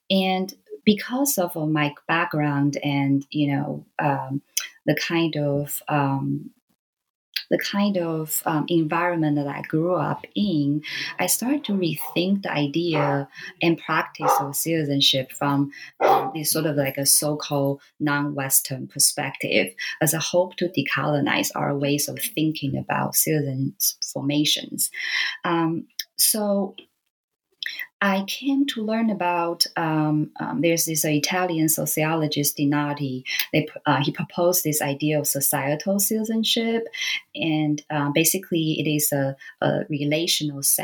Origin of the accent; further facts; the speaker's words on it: Taiwan; I grew up in Taiwan, and so you know, uh, being a Taiwanese